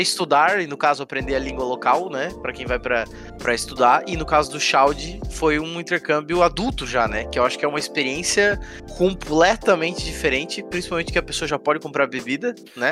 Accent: Brazil; A gente é brasileiro, então é claro que a gente vai ter a cultura do Brasil

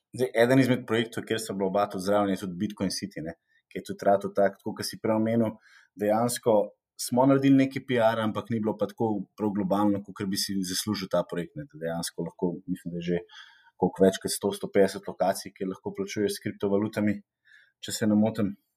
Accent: Slovenia; smo Slovenci

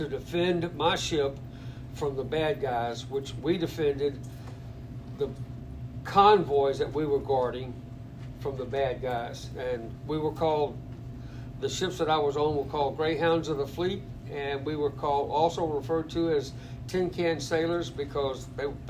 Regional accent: New Orleans, Louisiana, United States; also born or lived in Bossier City, Louisiana; now in Watson, United States; I was raised in New Orleans

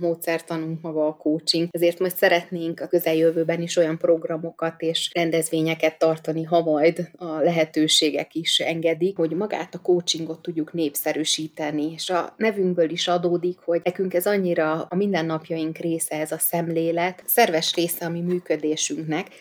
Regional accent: Budapest, Hungary; gyerekkoromban, ott Kispesten

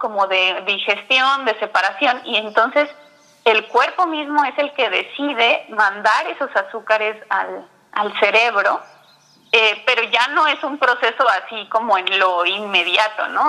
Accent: Mexico City, Mexico; yo soy de la Ciudad de México

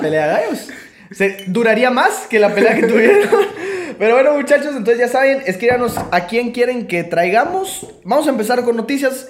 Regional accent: Guatemala; como guatemaltecos

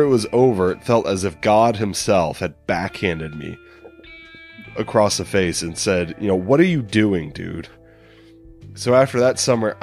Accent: the Bible Belt, United States; growing up in the Bible Belt

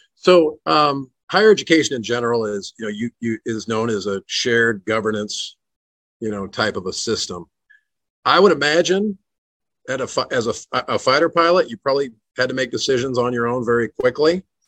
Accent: Walnut Creek, California, United States; moved away as an adult; now in Tennessee, United States; grew up in Walnut Creek

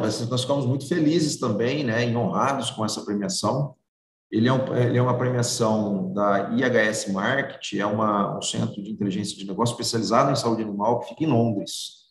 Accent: Ribeirão Preto, São Paulo, Brazil; Eu sou que nasci aqui em Ribeirão Preto

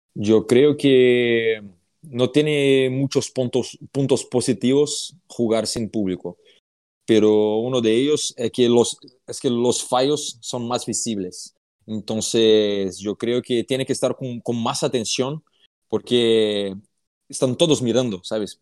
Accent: Franca, São Paulo, Brazil; Spanish is a second language; moved away as an adult; now in Fuenlabrada, Spain; vengo de una ciudad que el baloncesto es el primer deporte en la ciudad

